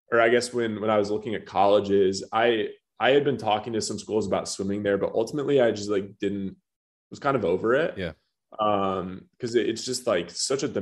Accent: Birmingham, Michigan, United States; moved away; so from Birmingham, Michigan initially um, I was the youngest of four kids.

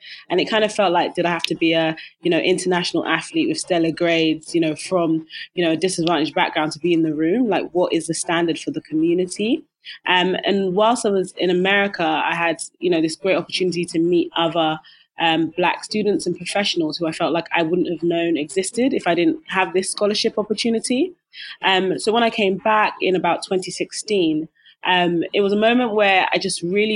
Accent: London, United Kingdom; I grew up in East London

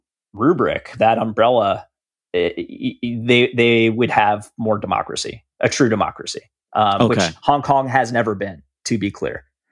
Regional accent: United States; We're American.

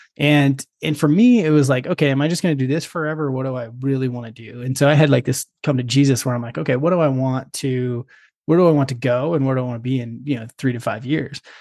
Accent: Perrydale, Oregon, United States; my family's got a small grass seed farm, and uh, out in, uh, Perrydale, Oregon

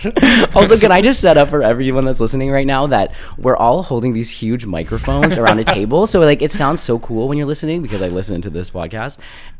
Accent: Fort McMurray, Alberta, Canada; moved away; Where do I start? Okay, you said this was going to be weird. Okay, I grew up in Alberta, in Fort McMurray, if you can believe that.

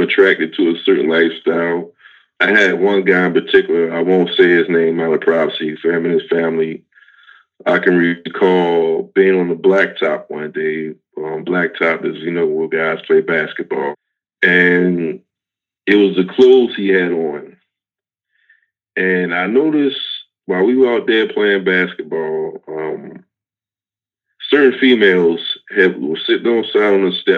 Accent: Baltimore, Maryland, United States; I grew up in Baltimore City, East Baltimore

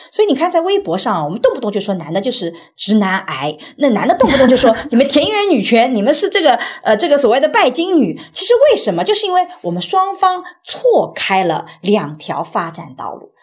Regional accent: Suzhou, Jiangsu, China; 我又出生在无疆苏州这样比较相对来讲还性别平等的地方

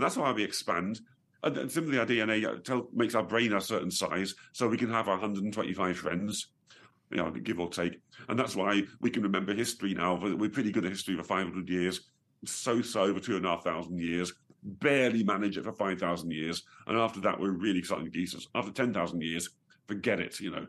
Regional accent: Staffordshire, West Midlands, United Kingdom; I was born originally in Staffordshire

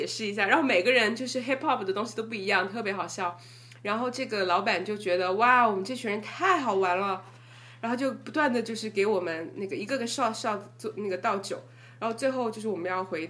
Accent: Sichuan, China; accent: Sichuanese; first language Sichuanese; 他就叫我们每个人用自己的母语来 hip hop 一段。然后我们最后就玩的超开心，到笑死了。你可以想象吗？我当时我决定我用四川话来 hip hop

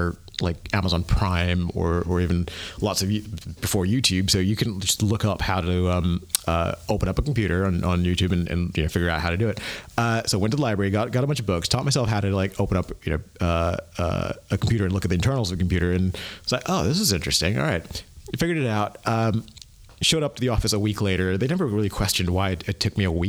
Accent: United States; moved away as an adult; also born or lived in Asia / London / Tallahassee, Florida; now in Berlin, Germany; grew up in the U.S.

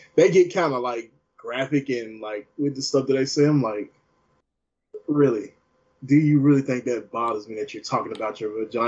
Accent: Deep South, United States; I'm from the Deep South. We have a soda company here called Buffalo Rock

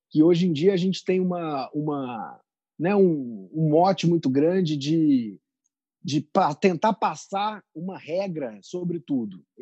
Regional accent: Amazon, Brazil; also born or lived in Belo Horizonte; eu nasci em Belo Horizonte. É, com nove meses eu me mudei para a Amazônia. É, fiquei minha, minha infância toda morando num condomínio da Vale do Rio Doce, no meio da Amazônia, meus primeiros oito anos de vida.

